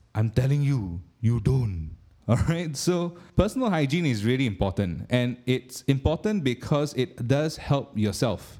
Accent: Singapore; being a Singaporean

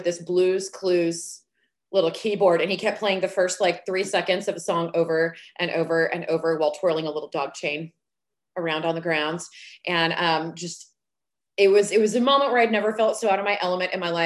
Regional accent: Dallas, Texas, United States; also born or lived in Oklahoma; I was born in Oklahoma. I didn't get to make that choice, but I'm here now, so don't hold it against me. I have been here since I was three, grew up in the DFW Metroplex

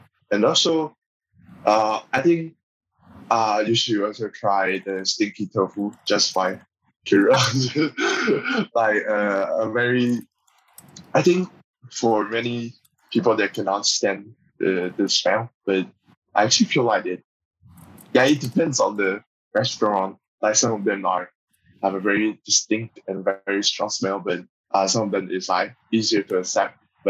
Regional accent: Taipei, Taiwan; moved away as an adult; now in Singapore; I'm from Taipei, which is the capital and also the northern part of Taiwan.

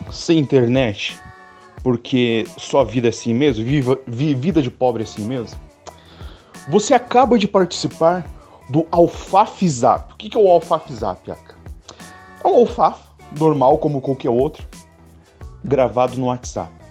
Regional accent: Curitiba, Paraná, Brazil; Minha horta! Olha só como eu sou curitibano, cara.

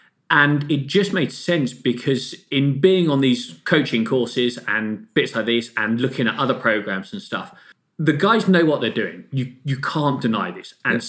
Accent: Australia; Being an Aussie and Uber competitive, I'd hate to see a grown man cry when they lose to them.

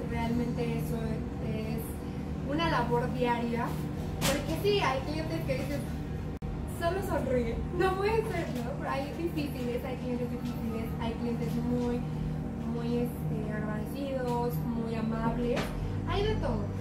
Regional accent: Mexico; muchos de nosotros como mexicanos

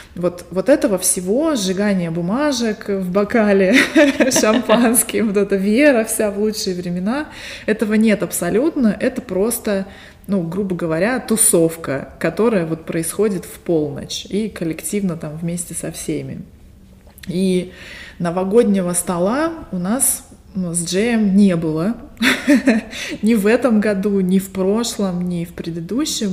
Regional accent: Barnaul, Altai Krai, Russia; now in Las Vegas, United States; Я родилась в Сибири, в городе Барнаул, а сейчас живу в Лас-Вегасе, штат Невада, и это моя вторая эмиграция

